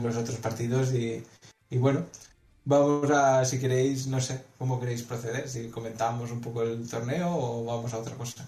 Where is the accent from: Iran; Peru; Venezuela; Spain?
Spain; Valencia, Valencian Community; soy un jugador de Valencia